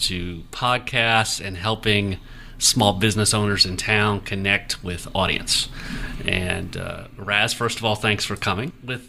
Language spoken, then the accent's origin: English; Ohio, United States; I grew up in Ohio, not far from Ohio State University.